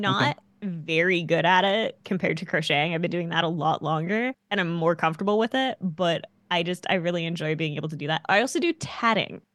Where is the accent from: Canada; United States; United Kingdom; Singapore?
Canada; as a little kid growing up in Canada